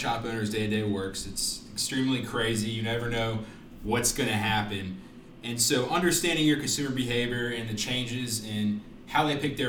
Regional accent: Raleigh, North Carolina, United States; I grew up in Raleigh when I was able to drive. So Raleigh, North Carolina

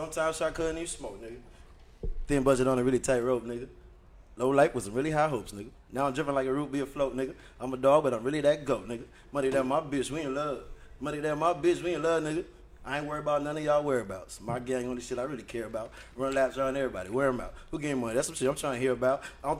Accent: U.S. Virgin Islands; I'm from St. Thomas, Virgin Islands, born and raised, dog.

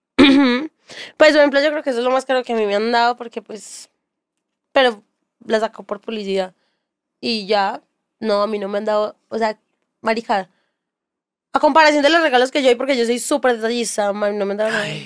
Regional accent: Bello, Antioquia, Colombia; also born or lived in Castilla, Medellín; yo soy de Bello

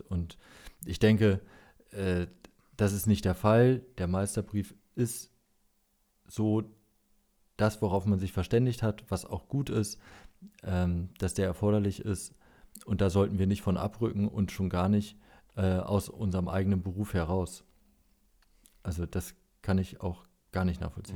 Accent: Lower Saxony, Germany; Als Niedersachse

